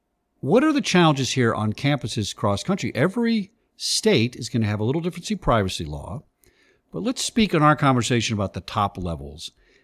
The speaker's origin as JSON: {"language": "English", "region": "California", "country": "United States", "said": "You know, I came from California, and of course, California has one of the leading privacy laws out there"}